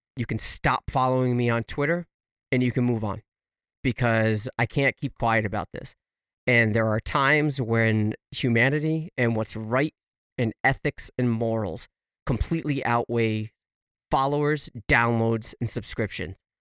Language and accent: English; United States; as an American